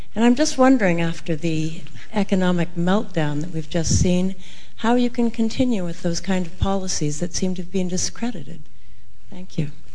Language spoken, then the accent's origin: English; Canada; I'm a Canadian journalist